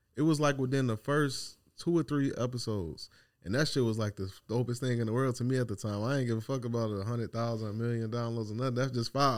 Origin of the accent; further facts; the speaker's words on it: Chicago, Illinois, United States; now in Dallas, United States; I'm from Chicago